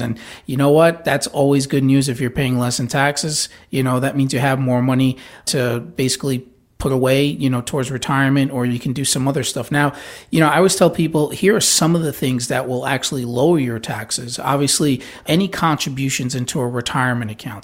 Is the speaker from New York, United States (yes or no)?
yes; New York, United States; now in Florida, United States; I grew up in New York